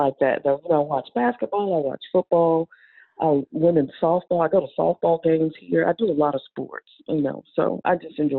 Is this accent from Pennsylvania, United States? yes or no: no; small town outside Raleigh, North Carolina, United States; moved away; I grew up in North Carolina, right out in a small town right outside of Raleigh. Went to school at NC State